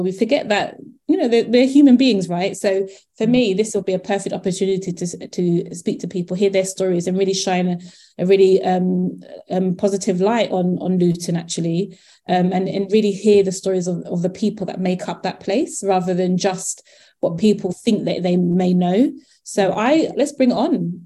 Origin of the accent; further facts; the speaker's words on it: Croydon, London, United Kingdom; now in Coventry, United Kingdom; I'm from South London in, in um, um, Croydon